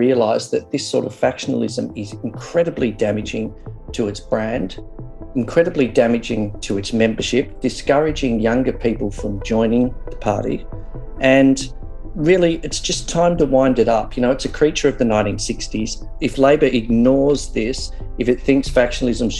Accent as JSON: {"language": "English", "town": "Doveton", "region": "Victoria", "country": "Australia", "tie": "born or raised there", "said": "I grew up in Doveton, out past Dandenong."}